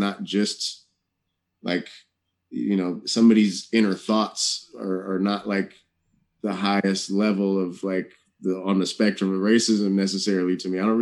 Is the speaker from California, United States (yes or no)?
yes; Oakland, California, United States; growing up in the Bay Area and Oakland